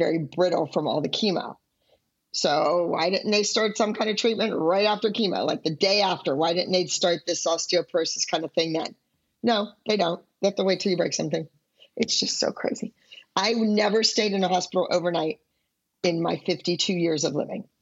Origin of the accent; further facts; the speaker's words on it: Pittsburgh, Pennsylvania, United States; growing up in Pittsburgh